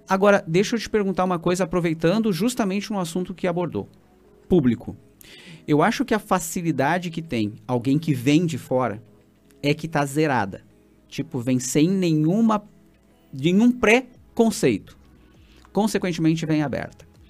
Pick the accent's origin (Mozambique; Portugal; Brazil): Brazil; Santa Maria, Rio Grande do Sul; fui criado em, em Santa Maria